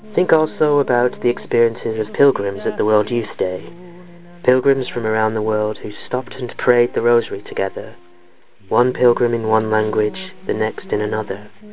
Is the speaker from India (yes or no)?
no; England, United Kingdom; moved away as an adult; also born or lived in London; now in United States; I'm currently living in America, but I'm originally from England